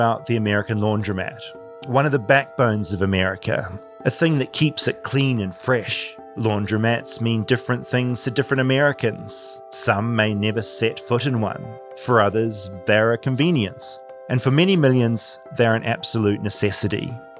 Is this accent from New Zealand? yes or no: yes; New Zealand; now in Los Angeles, United States; As a New Zealander, I'll constantly be annoyed that in LA people don't use clotheslines.